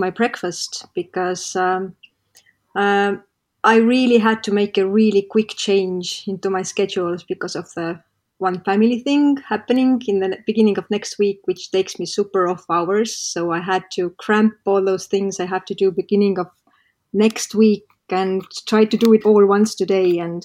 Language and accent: English; Estonia; in this kind of region where I live, I come from Estonia